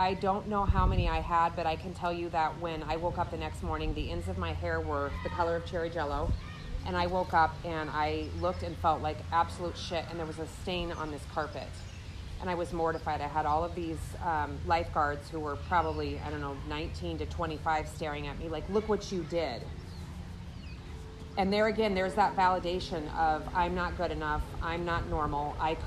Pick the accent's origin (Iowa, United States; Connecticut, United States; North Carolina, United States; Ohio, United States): Iowa, United States; Des Moines; moved away as an adult; also born or lived in Florida; I was raised in Iowa with a mom, dad, and I was an only child for 6 years